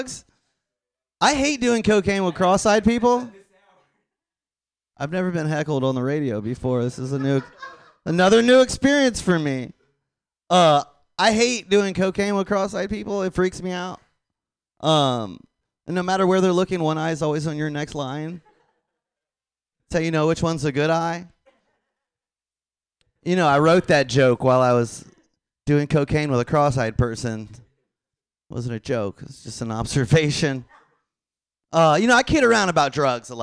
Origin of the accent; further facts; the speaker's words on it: Tampa, Florida, United States; I'm from Tampa, Florida.